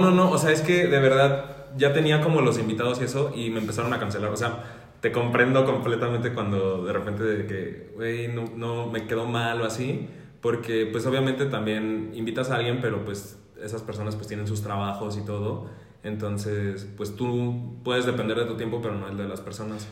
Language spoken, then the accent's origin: Spanish; Mexico